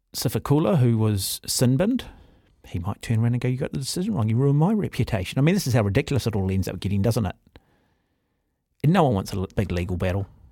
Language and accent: English; New Zealand; Being a New Zealander